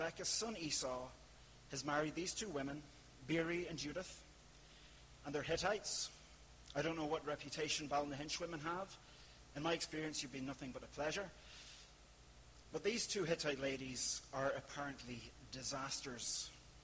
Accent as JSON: {"language": "English", "country": "Ireland", "said": "I'm from the Republic."}